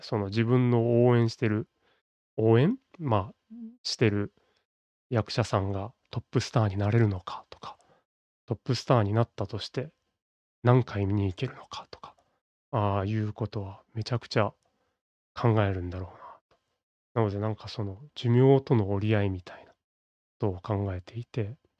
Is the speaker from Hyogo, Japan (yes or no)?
yes; Kobe, Hyogo, Japan; 僕は、まあ、神戸生まれの神戸育ちという、まあ、典型的な関西人